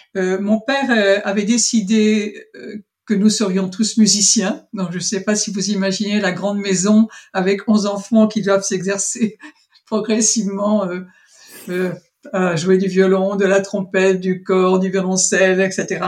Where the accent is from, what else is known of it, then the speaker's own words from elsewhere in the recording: Avranches, Normandy, France; je suis née en Normandie et précisément à Avranches